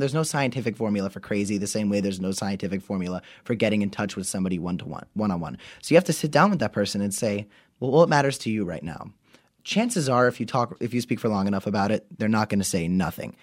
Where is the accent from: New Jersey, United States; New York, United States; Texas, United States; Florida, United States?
Florida, United States; We're from Florida, so it's hot